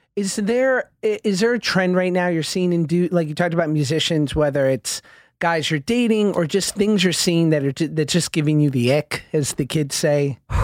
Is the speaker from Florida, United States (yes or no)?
no; New York City, New York, United States; I'm from Midtown Manhattan, from Hell's Kitchen area